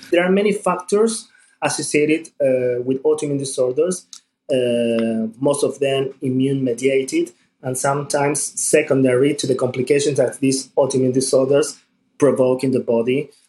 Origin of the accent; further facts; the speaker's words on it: Buenos Aires, Argentina; I'm from Buenos Aires, Argentina.